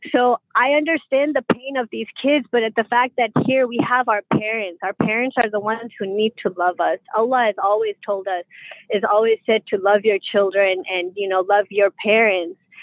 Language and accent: English; Pakistan; being a Pakistani